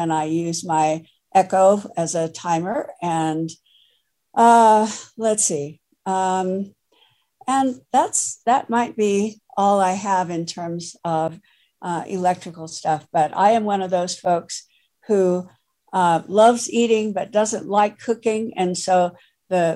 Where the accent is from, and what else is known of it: Utah, United States